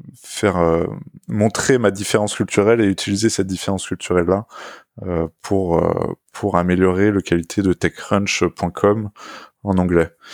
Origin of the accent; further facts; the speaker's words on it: Orsay, Île-de-France, France; j'ai grandi à, à, Orsay, en Essonne, c'est au, sud de Paris